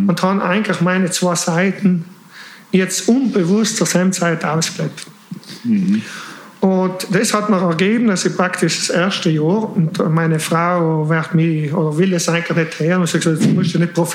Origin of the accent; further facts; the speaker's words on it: Switzerland; born there; ich bin eigentlich in der Schweiz geboren